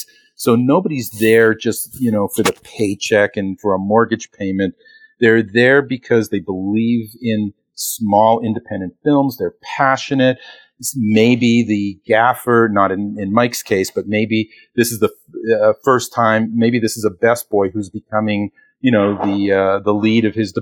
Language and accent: English; Toronto, Ontario, Canada; moved away as an adult; now in Los Angeles, United States; I'm originally from Toronto, Canada. I moved here in 1991